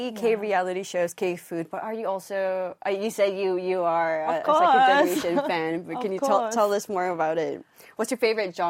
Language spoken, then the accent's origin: English; Hong Kong; because I'm Korean too, but I grew up in Hong Kong.